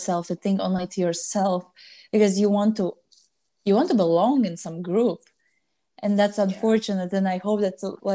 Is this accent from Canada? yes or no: no; Latvia; I'm coming from Latvia. I'm also partly Russian